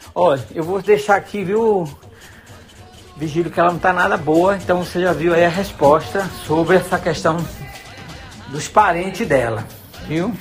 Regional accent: Sítio Novo, Bahia, Brazil; moved away as an adult; now in Lisbon, Portugal; Eu sou baiana, sou da cidade de Sítio Novo, né? É um distrito que pertence ao município de Catubaía

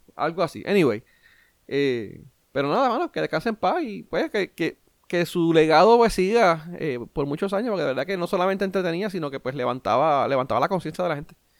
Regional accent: Puerto Rico; yo como boricua

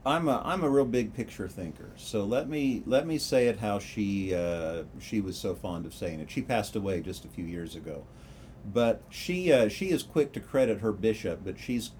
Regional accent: Kansas, United States; moved away as an adult; now in Lincoln, United States; where I grew up in Kansas, I'm still kind of new to Lincoln.

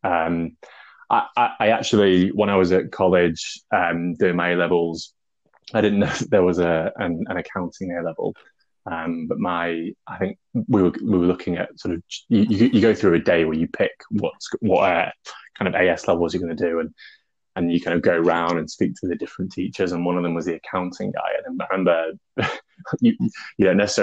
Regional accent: Grimsby, Yorkshire and the Humber, United Kingdom; moved away as an adult; also born or lived in London; I moved up to Grimsby from London when I was about 8 years old.

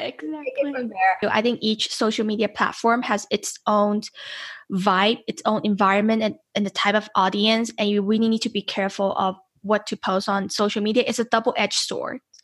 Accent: Las Vegas, Nevada, United States; I'm from Las Vegas

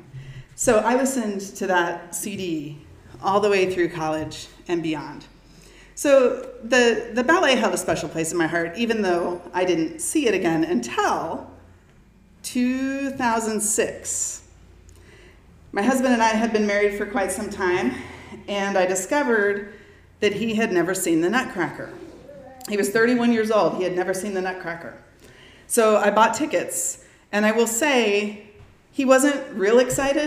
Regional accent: Round Rock, Texas, United States; I grew up in the Round Rock School District

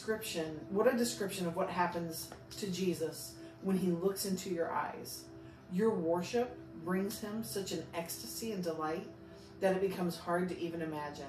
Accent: Southern District, Israel; Libethini. I'm from Southern Israel.

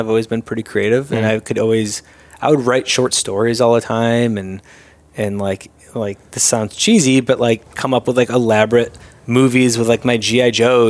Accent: Syracuse, New York, United States; moved away as an adult; now in Los Angeles, United States; I'm born and raised in Syracuse.

